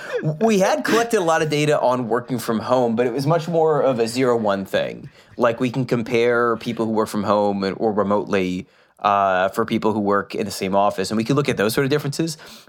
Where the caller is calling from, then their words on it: Massachusetts, United States; Well, I am calling you from my basement. I live right outside of Boston, like 10 miles from the city.